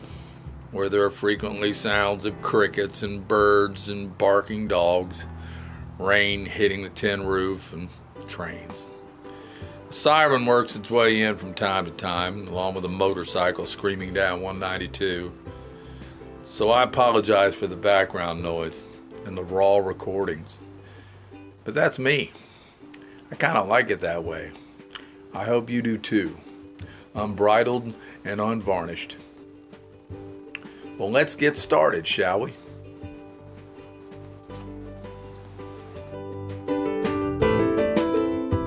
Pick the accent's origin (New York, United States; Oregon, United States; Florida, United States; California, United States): Florida, United States; Melbourne; I've been teaching and coaching down here in my hometown of Melbourne, Florida for the past 35 years